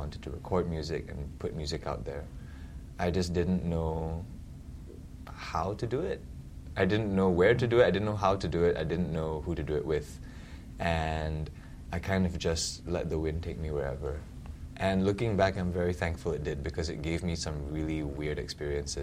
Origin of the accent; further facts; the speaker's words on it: Singapore; I was born and raised in Singapore